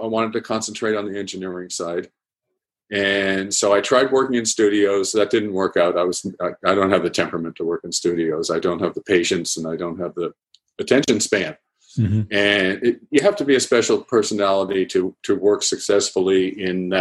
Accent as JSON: {"language": "English", "area": "outside of Boston", "region": "Massachusetts", "country": "United States", "tie": "born or raised there", "moved": "yes", "lives_now": "Thousand Oaks, United States", "said": "I grew up outside of Boston in a sleepy little suburb"}